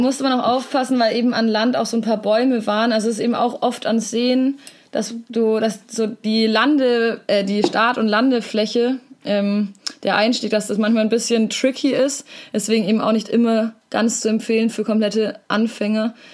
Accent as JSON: {"language": "German", "region": "Southern Germany", "country": "Germany", "said": "als Süddeutscher"}